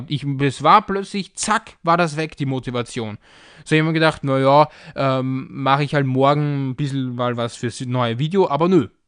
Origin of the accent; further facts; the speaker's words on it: Austria; aber ich als Österreicher, ich denke mir da irgendwie nichts dabei.